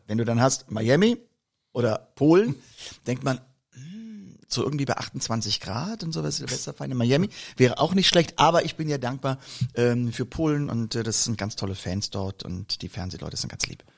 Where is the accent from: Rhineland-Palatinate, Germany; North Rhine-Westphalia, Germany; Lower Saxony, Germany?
Rhineland-Palatinate, Germany; Koblenz; aus der Region, wo ich herkomme, nun aus Koblenz